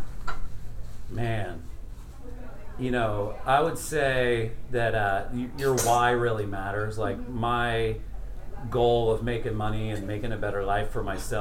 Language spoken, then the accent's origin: English; Orlando, Florida, United States; I'm from Orlando